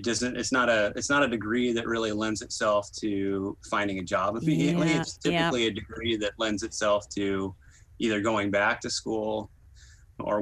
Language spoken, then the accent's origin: English; north of Fresno near Yosemite, California, United States; also born or lived in Davis, California; now in Oakland, United States; I grew up a little bit north of there, kind of near Yosemite